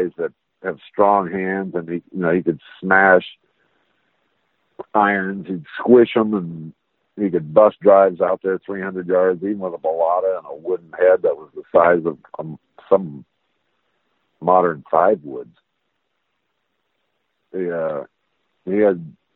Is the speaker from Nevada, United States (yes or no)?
yes; Las Vegas, Nevada, United States; growing up in Vegas